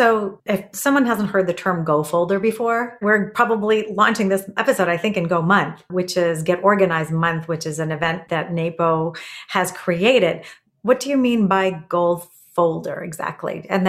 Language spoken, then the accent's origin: English; Canada; This is because I'm Canadian